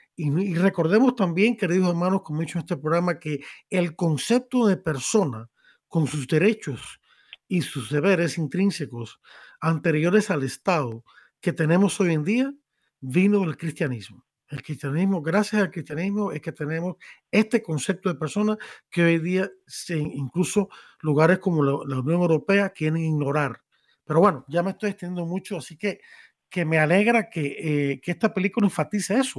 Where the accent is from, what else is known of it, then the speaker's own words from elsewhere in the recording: Cuba; now in Miami, United States; Como soy de Cuba